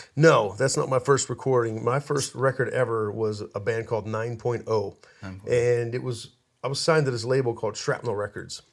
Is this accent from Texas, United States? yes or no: no; Pittsburgh, Pennsylvania, United States; moved away